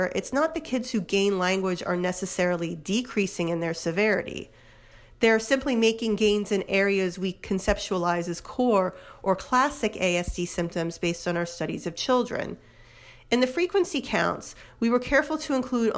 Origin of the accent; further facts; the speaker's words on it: New Jersey, United States; my home state of New Jersey